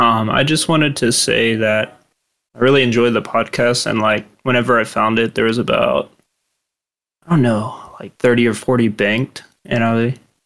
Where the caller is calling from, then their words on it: California, United States; Outside of LA.